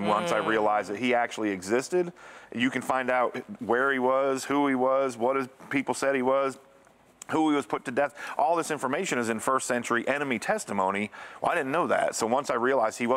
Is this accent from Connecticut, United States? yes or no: yes; Connecticut, United States; moved away; also born or lived in Bible Belt; I grew up in Northeast, we're in Connecticut, up in the Northeast, we're in New England